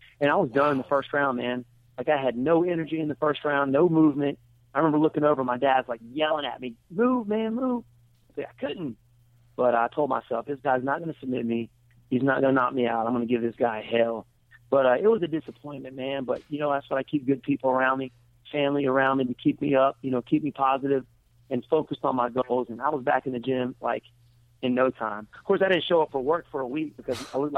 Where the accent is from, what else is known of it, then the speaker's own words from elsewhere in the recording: United States; it was in Atlanta, and my hometown's about 2 hours away